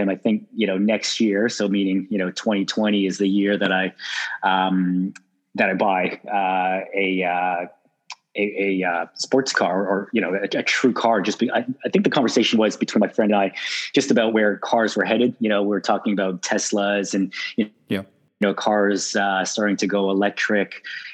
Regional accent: Toronto, Ontario, Canada; moved away as an adult; now in Sydney, Australia; born and raised in Toronto, Canada, and moved to Sydney 10 years ago

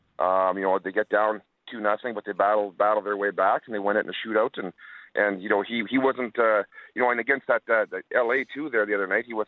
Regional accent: Winkler, Manitoba, Canada; I did, buddy. I lived close to Winnipeg.

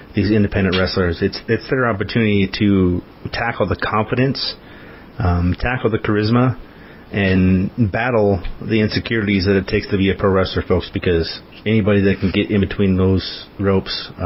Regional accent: Montana, United States; I grew up in Montana

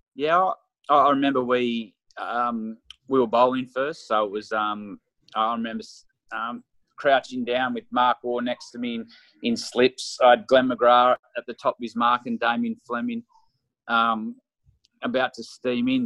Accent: Australia; as an Australian cricketer, a Test cricketer

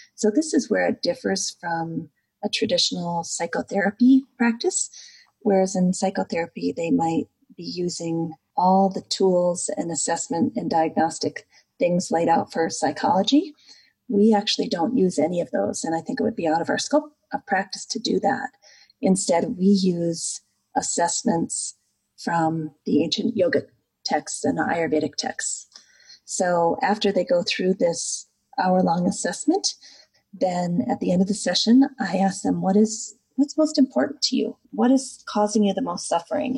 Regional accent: Midwest, United States; I grew up in the United States in the Midwest

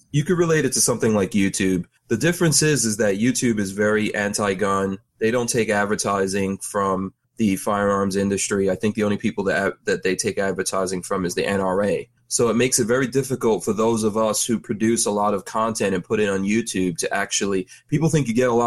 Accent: New York City, New York, United States; also born or lived in Caribbean; now in Florida, United States; growing up in New York City.

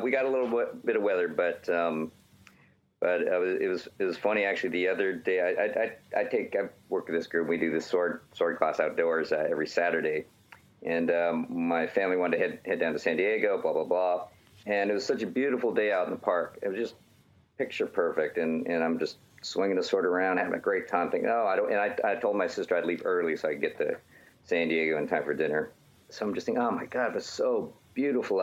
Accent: Edmonton, Alberta, Canada; moved away; I grew up in the Great White North, Edmonton, Alberta

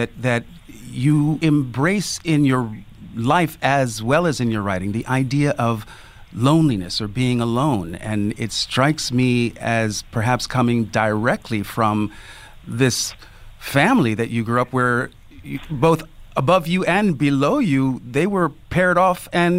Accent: Germany; born there; I came from a military family, so I was born in West Germany, or what was used to be called West Germany.

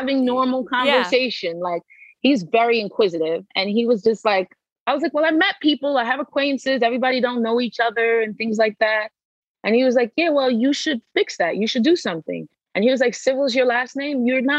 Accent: East Coast, United States; now in Los Angeles, United States; Like I was from the East Coast. We're like very quick and we talk yeah. fast and we're like, go, go, go.

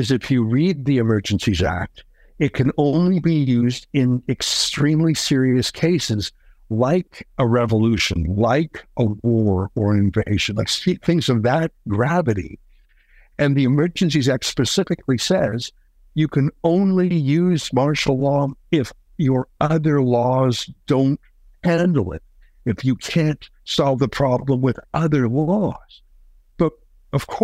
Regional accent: Canada; I'm a Canadian

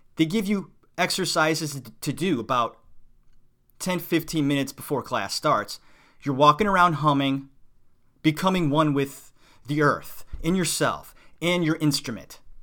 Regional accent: Cleveland, Ohio, United States; moved away as an adult; also born or lived in New York City; I'm from Cleveland, a suburb of Cleveland.

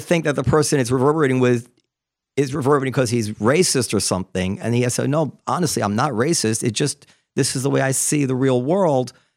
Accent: New York, United States; growing up in New York in the nineties

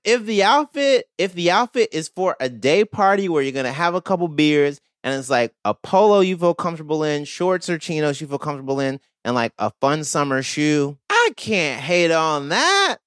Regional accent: the South, United States; I'm a millennial who grew up in the South

